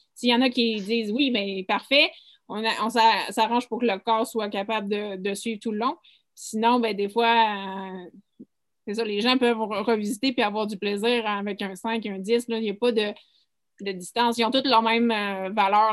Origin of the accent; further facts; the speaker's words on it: Mont-Tremblant, Quebec, Canada; moi, je viens de Tremblant